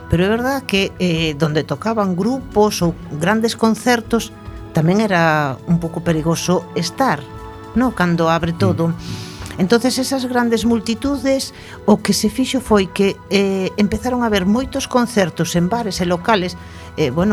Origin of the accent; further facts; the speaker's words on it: Cerceda, Galicia, Spain; sabes que son de Cerceda